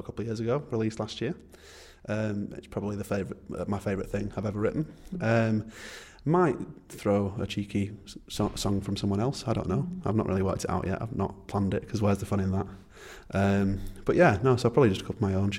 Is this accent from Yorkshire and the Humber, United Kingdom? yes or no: yes; Barnoldswick, Yorkshire and the Humber, United Kingdom; I come from Barnoldswick.